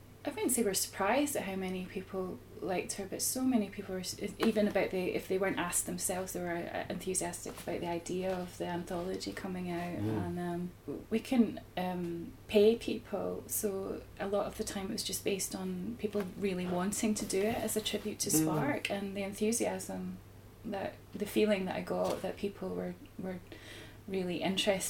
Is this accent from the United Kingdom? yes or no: yes; Edinburgh, Scotland, United Kingdom; we're from Edinburgh